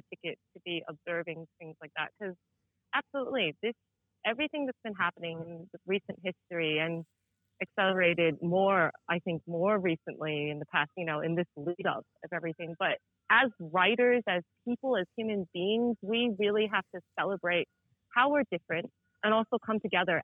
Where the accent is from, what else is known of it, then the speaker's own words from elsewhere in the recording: New York, United States; moved away; I'm from New York.